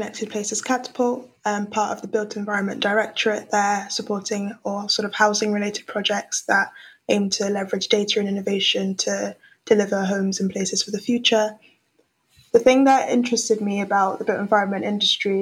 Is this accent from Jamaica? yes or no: no; London, United Kingdom; also born or lived in Lagos, Nigeria; I moved from Nigeria to the UK when I was 7. And so I've had experiences growing up in Lagos, one of the largest cities in Africa, and very different experience to what I had in London when I moved when I was 7.